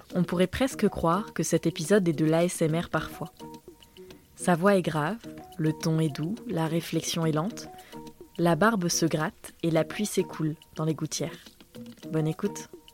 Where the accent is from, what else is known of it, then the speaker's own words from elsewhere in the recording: France; moved away as an adult; Nous avons grandi en France et tous les deux nous avons décidé à un moment charnière de notre vie d'aller vivre au Liban